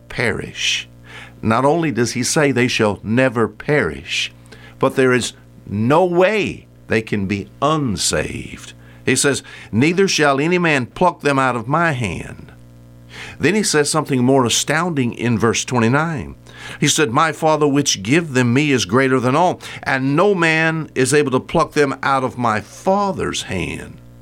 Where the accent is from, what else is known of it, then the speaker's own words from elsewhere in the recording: United States; I'm an American